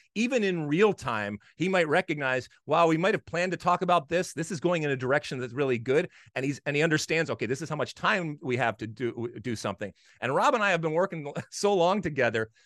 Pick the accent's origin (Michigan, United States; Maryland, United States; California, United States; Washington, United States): Michigan, United States; I played a, a lot of hockey growing up in Michigan.